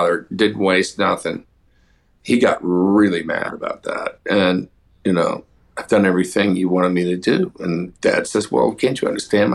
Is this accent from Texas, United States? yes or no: yes; Houston, Texas, United States; also born or lived in Hollywood; now in Nashville, United States; I grew up in Houston, and I still have a house there